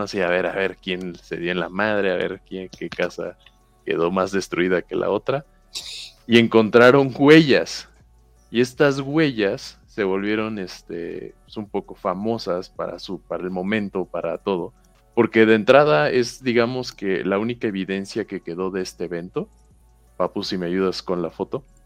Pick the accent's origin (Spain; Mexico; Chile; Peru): Mexico; Villahermosa, Tabasco; Yo soy de Villahermosa, ah. Tabasco